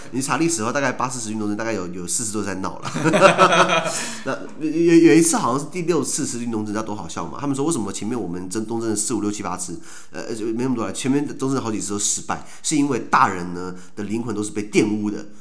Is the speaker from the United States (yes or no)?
yes; United States; 为什么我们美国人讲的这个叫做呃 anti-terrorism 或是 counter-insurgency